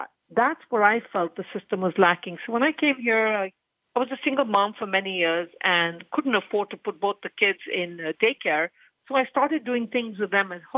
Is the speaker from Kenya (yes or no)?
yes; Kenya; I was born and raised in Kenya